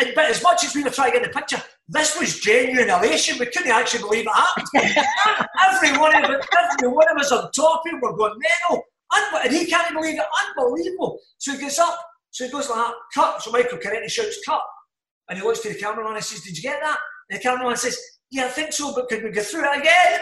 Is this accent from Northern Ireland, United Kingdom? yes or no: no; Glasgow, Scotland, United Kingdom; I grew up in Glasgow. I'm from the Gorbals